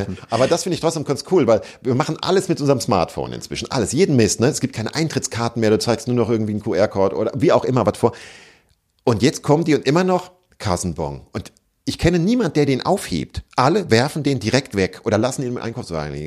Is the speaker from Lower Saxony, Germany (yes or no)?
no; Hesse, Germany; bei uns in Hessen